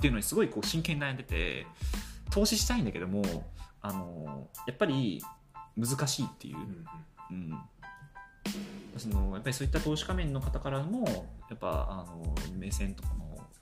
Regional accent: Kobe, Hyogo, Japan; 僕ね地元神戸なんですよ地元神戸で

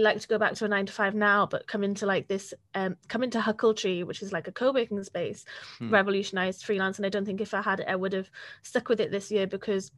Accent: Wales, United Kingdom; I was very blessed from being Welsh

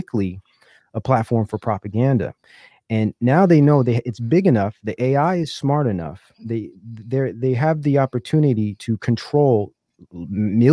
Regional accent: California, United States; also born or lived in Silicon Valley, California / Oakland, California; I'm from California. I've lived in the Silicon Valley years ago

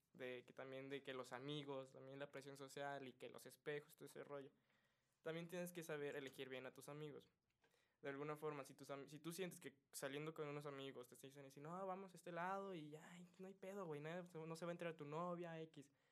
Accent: Mexico

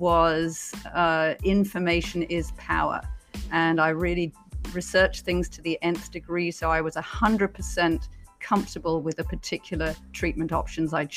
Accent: United Kingdom; moved away; also born or lived in Beijing; as you can probably tell from my accent, I'm originally from Britain

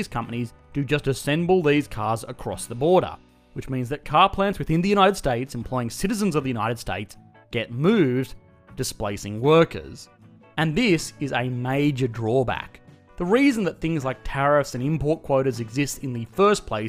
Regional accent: Australia; I, as an Australian

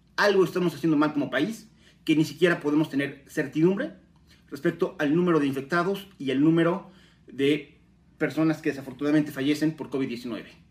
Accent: Puebla, Mexico; como mexicanos

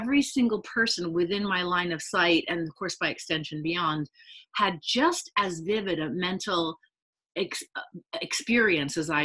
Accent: London, United Kingdom; I grew up in London

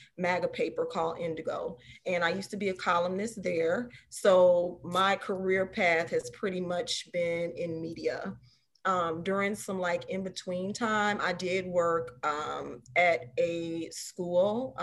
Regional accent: Chicago, Illinois, United States; I was born and raised in Chicago

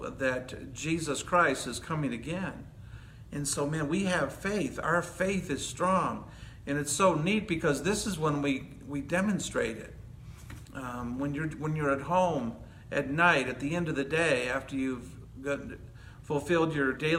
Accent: Hazel Park, Michigan, United States; moved away as an adult; also born or lived in Chicago area, Illinois; now in California, United States; I'm from Hazel Park.

